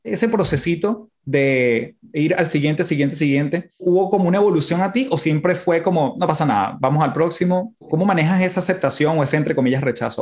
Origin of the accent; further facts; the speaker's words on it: Venezuela; now in Chile; siendo yo venezolano, viviendo en Chile